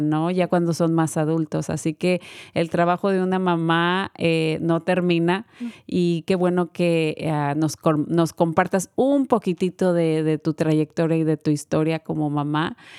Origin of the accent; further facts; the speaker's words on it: Mexico; moved away; also born or lived in Guanajuato; yo que soy de México